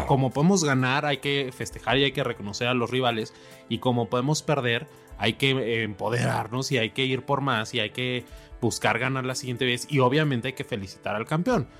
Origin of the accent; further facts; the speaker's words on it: Mexico; como mexicanos